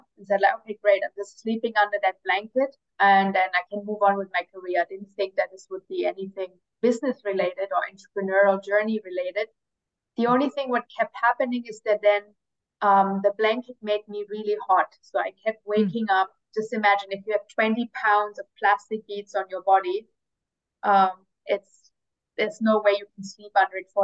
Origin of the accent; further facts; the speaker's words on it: near Stuttgart, Baden-Württemberg, Germany; moved away as an adult; also born or lived in United States / Middle East / Asia; I was born in Germany, in like a small town near Stuttgart, where, like, I don't know, for those who know, it's like where they make a lot of cars. Grew up there